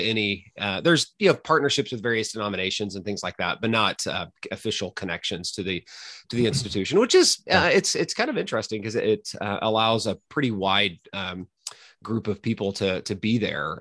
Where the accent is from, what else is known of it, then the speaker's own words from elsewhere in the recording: Mustang, Oklahoma, United States; moved away as an adult; also born or lived in Texas / California; now in Toronto, Canada; I'm originally from Oklahoma